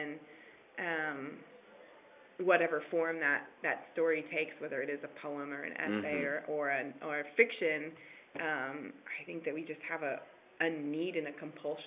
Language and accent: English; Portland, Oregon, United States; I'm from Portland area